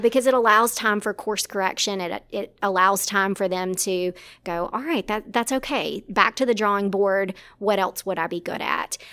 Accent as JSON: {"language": "English", "region": "South Arkansas", "country": "United States", "moved": "as an adult", "lives_now": "Ruston, United States", "said": "originally from South Arkansas"}